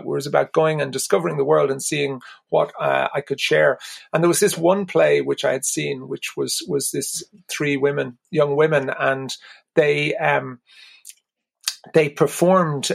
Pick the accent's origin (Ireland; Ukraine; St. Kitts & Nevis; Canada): Ireland; being Irish meant an awful lot to me.